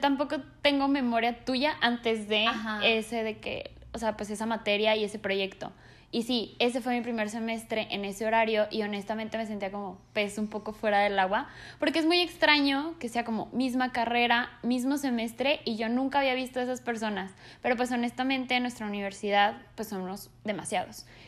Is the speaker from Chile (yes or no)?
no; Mexico; also born or lived in Colombia; nací en Colombia, pero prácticamente soy mexicana porque me vine aquí a vivir muy chica